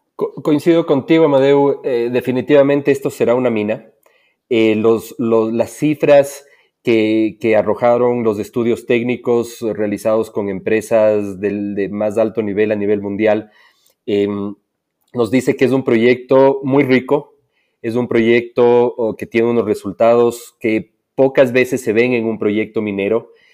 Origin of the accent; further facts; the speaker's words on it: Ecuador; also born or lived in Quito, Ecuador; soy ecuatoriano, vivo en, Quito, Ecuador